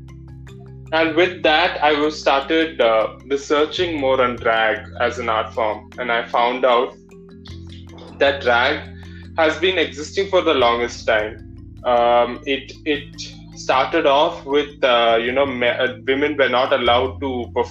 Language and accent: English; Malayali, Kerala, India; accent: Malayali; saying that I've got a Malayali accent